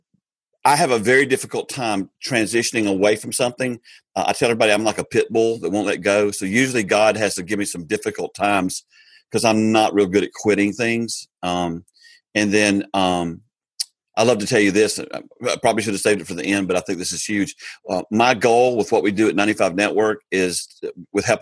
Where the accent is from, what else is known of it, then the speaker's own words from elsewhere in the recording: Greenville, South Carolina, United States; I grew up in the upstate of South Carolina. Still live here.